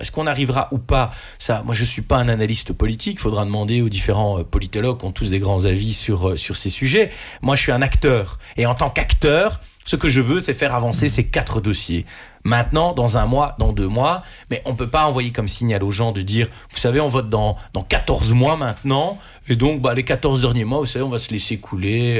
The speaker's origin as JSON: {"language": "French", "town": "Mons", "region": "Wallonia", "country": "Belgium", "said": "moi, je suis un Montois qui vit à Mons"}